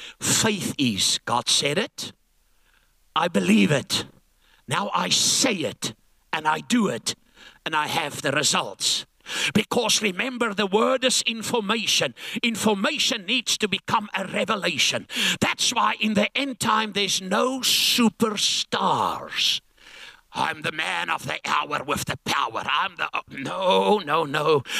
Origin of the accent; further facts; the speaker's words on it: Langebaan, Western Cape, South Africa; I come from Langebaan like Viscus Bockum.